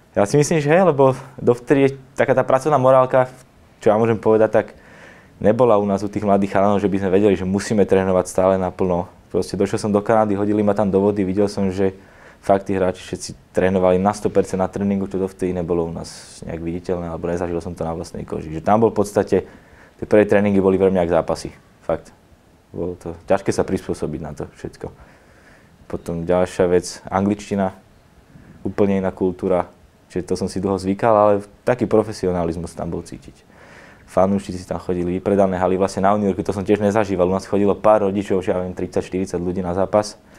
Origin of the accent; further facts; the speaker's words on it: Bratislava, Bratislava Region, Slovakia; moved away as an adult; now in Košice, Slovakia; narodil som sa v Bratislave, hrával som za Slovan od mala